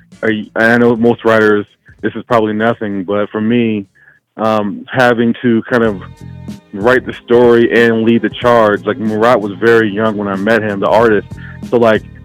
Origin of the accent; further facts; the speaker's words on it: Louisiana, United States; also born or lived in Maryland; now in Colorado, United States; I'm actually currently in Colorado, but I'm from Louisiana.